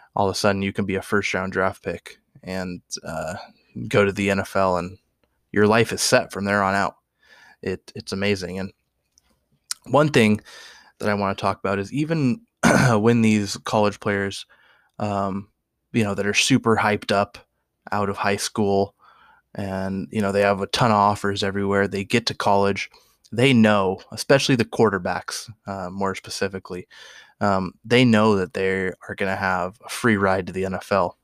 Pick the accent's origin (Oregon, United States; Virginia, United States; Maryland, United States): Oregon, United States; I'm born and raised in Oregon.